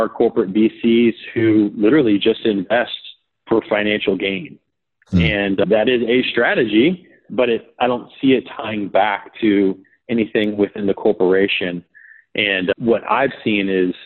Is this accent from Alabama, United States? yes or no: no; Marietta, Georgia, United States; moved away as an adult; also born or lived in New England; I grew up in Marietta, Georgia. I lived in the same house for 18 years